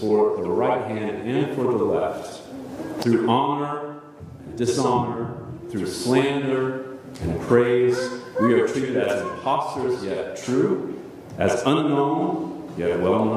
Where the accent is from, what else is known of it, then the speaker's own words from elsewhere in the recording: United States; as American Protestants